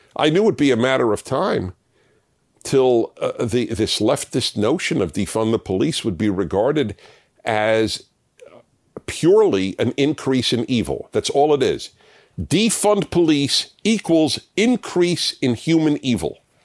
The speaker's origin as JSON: {"language": "English", "town": "New York City", "region": "New York", "country": "United States", "tie": "born or raised there", "moved": "as an adult", "said": "I come from New York, and I, I lived in three of the five boroughs in the, till, until I was twenty-five"}